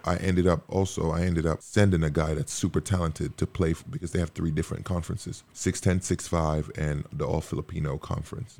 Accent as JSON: {"language": "English", "country": "Montserrat", "tie": "born or raised there", "also_born_or_lived": "Dominica", "moved": "yes", "said": "I was born in Dominica, you know, raised in Montserrat"}